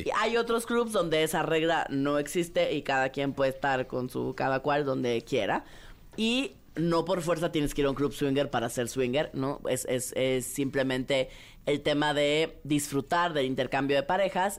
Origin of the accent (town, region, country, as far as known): Mexico